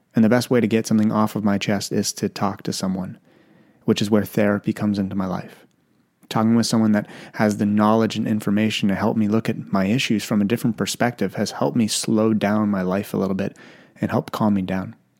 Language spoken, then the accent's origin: English; Canada; also born or lived in Ottawa, Canada; I grew up in Canada. I live in Ottawa, Canada